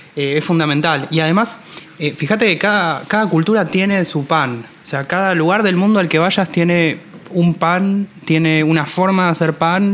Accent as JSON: {"language": "Spanish", "country": "Argentina"}